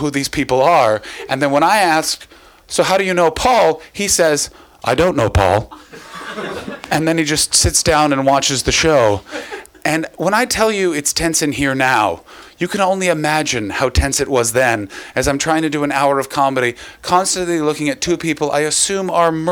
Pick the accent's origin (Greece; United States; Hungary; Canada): Canada; now in Oxfordshire, United Kingdom; I'm from Canada